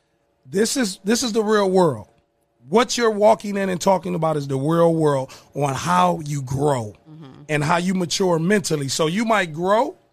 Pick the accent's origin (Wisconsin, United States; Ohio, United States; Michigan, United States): Ohio, United States; Toledo; born or raised there; also born or lived in Tuskegee, Alabama